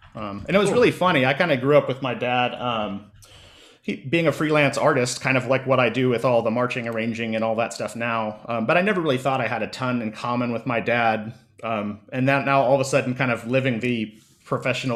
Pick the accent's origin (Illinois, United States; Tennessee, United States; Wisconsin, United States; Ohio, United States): Tennessee, United States; Nashville; living in Nashville and growing up in Nashville